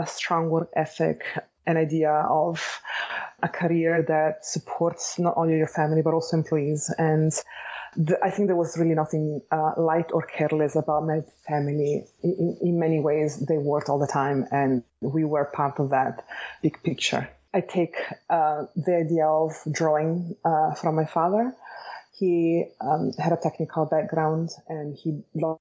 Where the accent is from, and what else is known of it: Bologna, Emilia-Romagna, Italy; born or raised there; accent: Italian; English is a second language; moved away as an adult; now in Los Angeles, United States